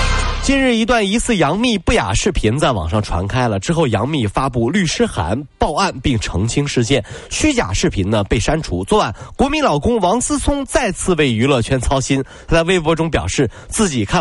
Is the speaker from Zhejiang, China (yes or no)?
yes; Wenzhou, Zhejiang, China; 对，这个不是我们温州人。